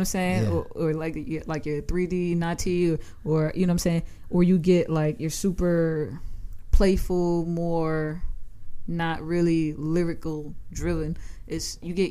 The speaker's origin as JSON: {"language": "English", "area": "Long Island", "region": "New York", "country": "United States", "tie": "born or raised there", "also_born_or_lived": "Staten Island", "said": "I grew up on Long Island"}